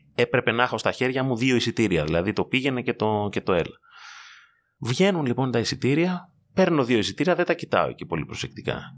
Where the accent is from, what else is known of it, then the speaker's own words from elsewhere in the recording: Greece; ως Έλληνες